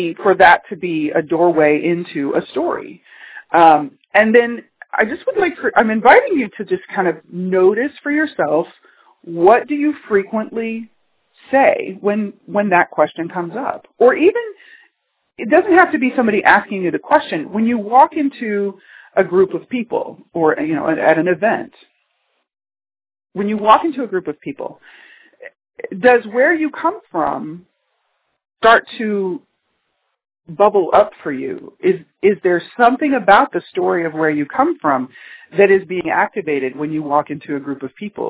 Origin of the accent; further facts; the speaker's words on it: Texas, United States; moved away as an adult; also born or lived in California; I was born in Texas, I had grown up in the energy of a city in Texas